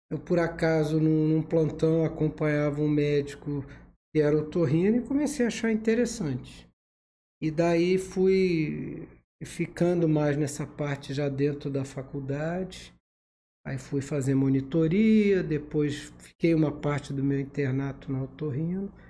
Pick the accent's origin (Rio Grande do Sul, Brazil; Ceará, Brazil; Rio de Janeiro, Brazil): Rio de Janeiro, Brazil; now in Volta Redonda, Brazil; Eu sou do Rio de Janeiro, capital. Mas eu já moro aqui há 22 anos.